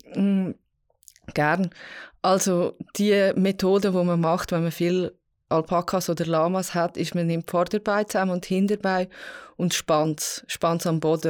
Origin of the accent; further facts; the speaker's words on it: Vals, Graubünden, Switzerland; ich bin jetzt Pfalz aufgewachsen